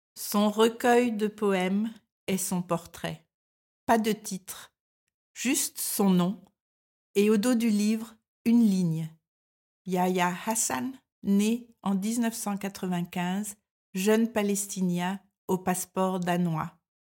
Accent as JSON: {"language": "French", "country": "France", "moved": "as an adult", "lives_now": "Denmark"}